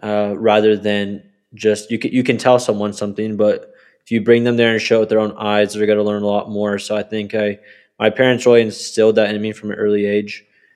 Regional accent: Colorado Springs, Colorado, United States; also born or lived in Texas / Kentucky / Maryland; So I am from Colorado Springs, Colorado. I grew up kind of all over the US with my parents being in the military, especially my mom. I ended up living in places like Texas for most of my childhood, as well as Kentucky, Maryland.

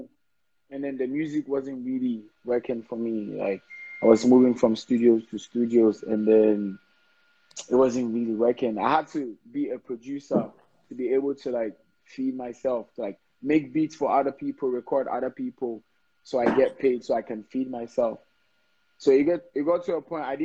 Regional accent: Ghana

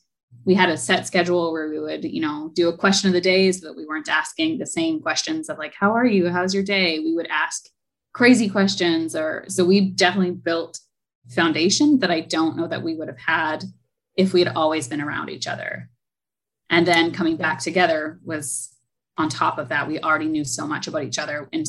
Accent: Alberta, Canada; now in Bahamas; So I am Canadian. I am from Alberta. We moved a lot as kids.

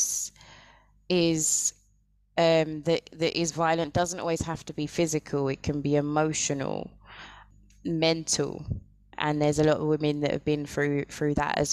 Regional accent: United Kingdom; I'm from the United Kingdom.

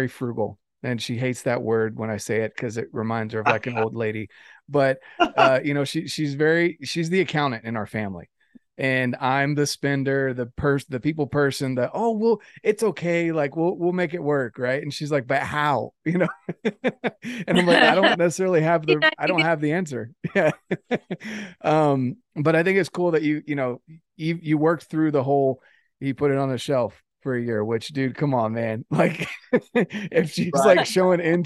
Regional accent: the South, United States; I was raised to respect women. I'm from the South

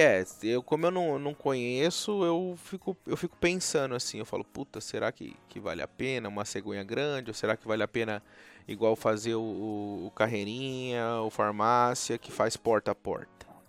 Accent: São Paulo, Brazil; now in United States; eu sou de São Paulo

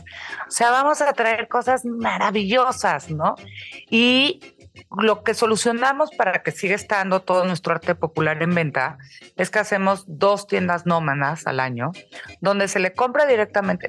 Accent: Mexico; now in Madrid, Spain; como somos los mexicanos

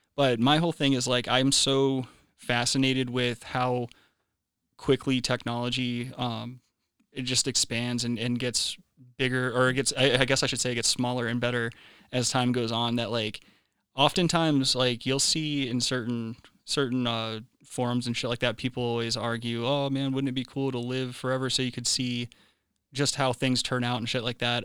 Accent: South Carolina, United States; my home state of South Kakalaki in Charleston there.

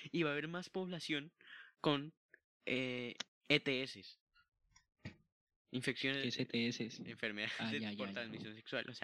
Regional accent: Mexico; y pues se nota que somos re mexicanos, ¿no? Güey.

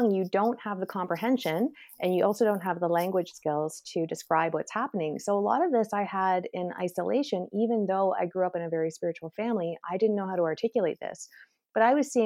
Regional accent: Canada; also born or lived in Toronto; I'm Canadian

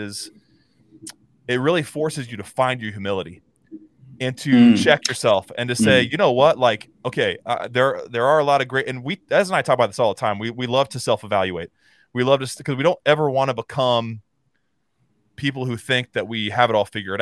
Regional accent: United States; also born or lived in New Zealand; being an American

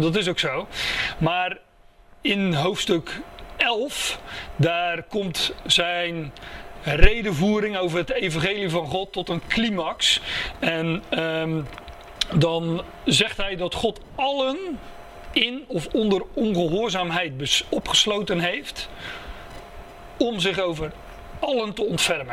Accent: Netherlands; daar zijn we Nederlanders voor

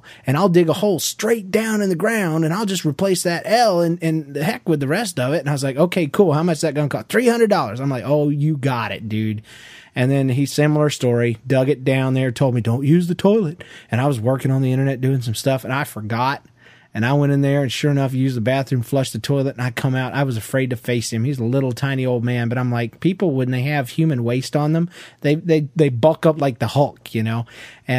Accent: Georgia, United States; I'm from Georgia

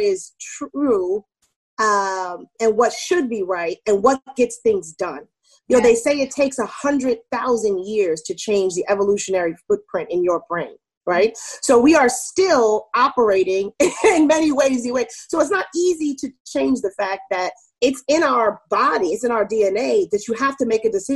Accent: New York City, New York, United States; also born or lived in California / Germany / Maryland; I grew up in Queens, New York, mostly. I was, like, born in California. I lived in Germany, but most of my childhood was in New York

